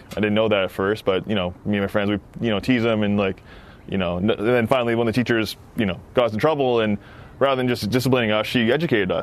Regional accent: Peterborough, Ontario, Canada; now in Ottawa, Canada; I grew up in Peterborough, just outside of Peterborough.

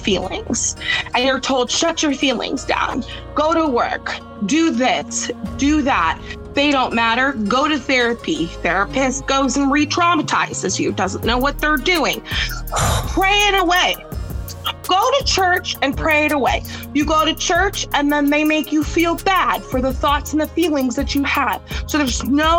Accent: United States; I'm an American.

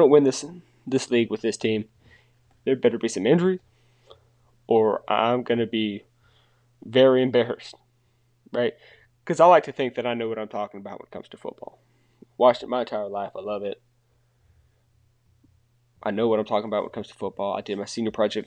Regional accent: North Carolina, United States; where I'm from North Carolina

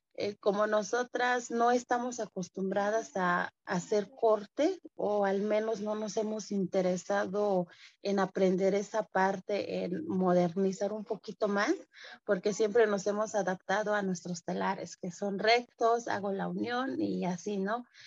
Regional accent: San Juan Cotzocón, Oaxaca, Mexico; first language Mixe; Spanish is a second language; moved away as an adult; soy artesana textil de la de cintura de la comunidad de San Juan Cochoconmije pertenezco a la Sierra Norte del, estado de, Oaxaca

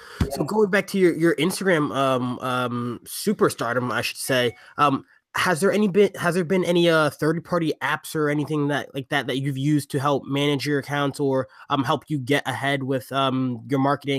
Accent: Windsor, United States; So we're actually we're in our hometown right now. We're from Windsor.

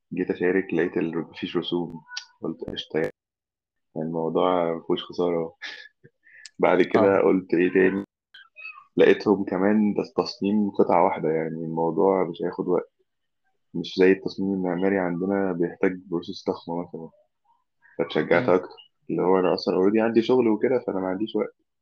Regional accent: Egypt; دي زي دمياط كده عندنا في مصر

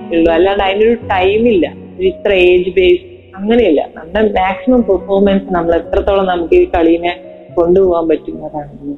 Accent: Vadakara, Kerala, India; ഇപ്പൊ ഞാൻ നല്ല വടകരക്കാരിയാണ്

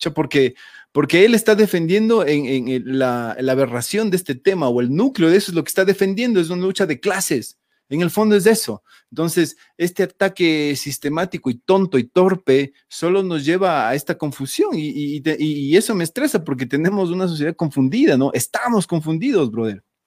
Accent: Ecuador; como ecuatorianos

